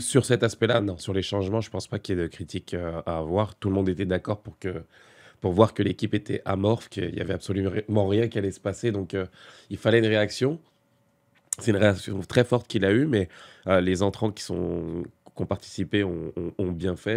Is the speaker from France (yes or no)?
yes; France; en tant que Français